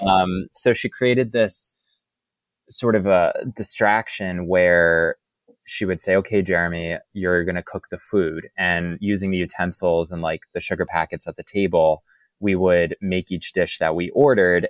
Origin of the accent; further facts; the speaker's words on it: Boca Raton, Florida, United States; now in New York, United States; I grew up in Boca Raton, Florida.